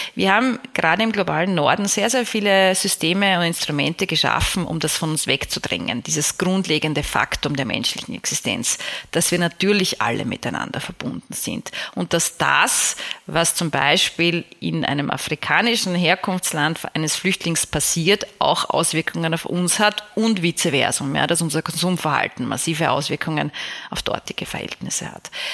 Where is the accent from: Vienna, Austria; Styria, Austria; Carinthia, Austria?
Vienna, Austria; ich komme ja aus Wien, die Stadt von Freud